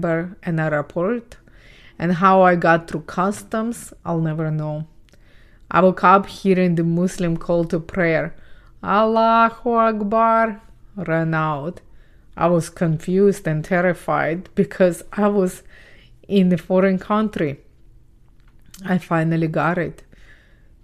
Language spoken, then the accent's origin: English; Ukraine; English is a second language; moved away; I was born and raised in Ukraine